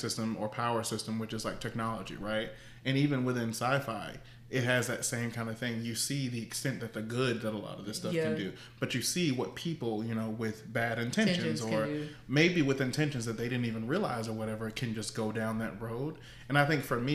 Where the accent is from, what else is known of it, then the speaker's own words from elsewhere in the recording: Deep South, United States; we're from the Deep South